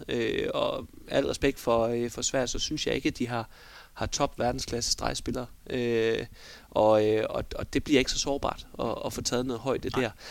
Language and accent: Danish; Denmark; vi er danskere